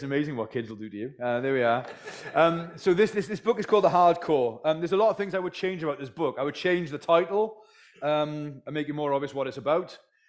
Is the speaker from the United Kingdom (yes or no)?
yes; Wales, United Kingdom; So that's where I'm from originally, by the way, is the Welsh valleys. So my accent is somewhat mongrel.